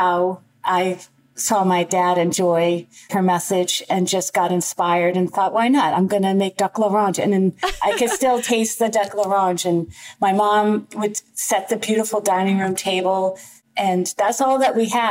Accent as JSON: {"language": "English", "area": "outside Boston", "region": "Massachusetts", "country": "United States", "tie": "born or raised there", "said": "I grew up outside Boston"}